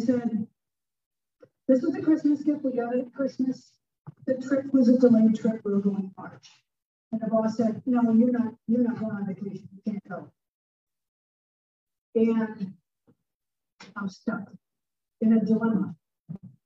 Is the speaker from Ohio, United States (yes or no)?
yes; Toledo, Ohio, United States; moved away as an adult; now in Tulsa, United States; I'm from Toledo, and I was working for TPS, which is Toledo Public Schools